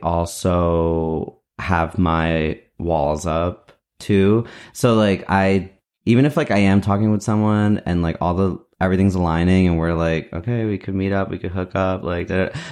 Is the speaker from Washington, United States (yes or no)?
no; New Jersey, United States; I'm like in New Jersey. That's where I grew up in New Jersey